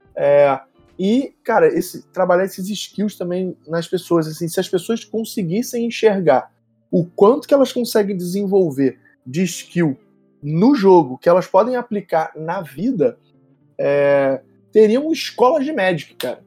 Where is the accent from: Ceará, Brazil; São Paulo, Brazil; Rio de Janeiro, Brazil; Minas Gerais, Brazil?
Rio de Janeiro, Brazil; eu sou do Rio, mais especificamente da Tijuca, que é quase um país, né, dentro do Rio de Janeiro, eu sou tijucano antes de ser é carioca.